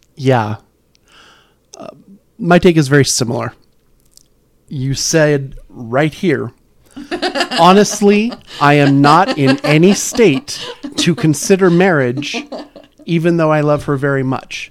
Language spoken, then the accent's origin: English; California, United States; we grew up in California